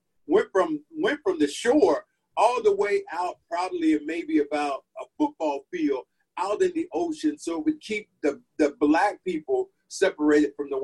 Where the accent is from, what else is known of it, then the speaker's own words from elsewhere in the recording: the South, United States; moved away as an adult; I'm from the South